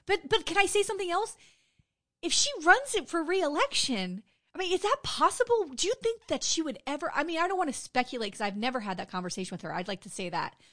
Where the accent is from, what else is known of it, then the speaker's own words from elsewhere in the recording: Wilton Manors, Florida, United States; I grew up in Wilton Manors, it's a city here in Broward County